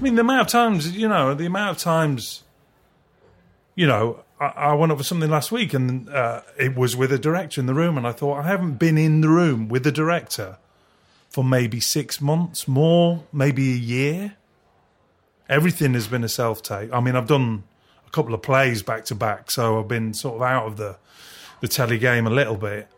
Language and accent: English; Culcheth, North West England, United Kingdom; also born or lived in Leigh, Lancashire / Brighton; now in West Sussex, United Kingdom; I grew up in a place called Culcheth